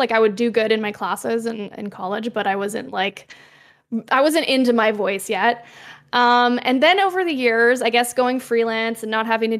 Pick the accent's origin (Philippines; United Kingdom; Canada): Canada; Quebec; I'm from Quebec, like … You know, gotta do some representing my home province.